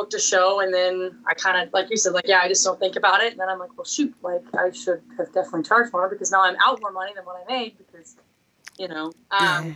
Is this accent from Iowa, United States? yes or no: yes; Winterset, Iowa, United States; my hometown's in Winterset, Iowa.